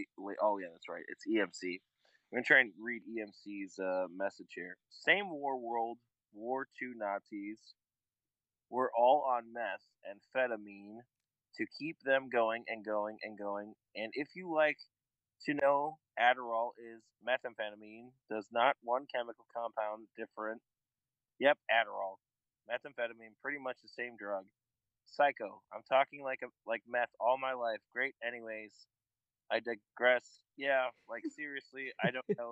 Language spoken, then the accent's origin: English; United States; I'm an American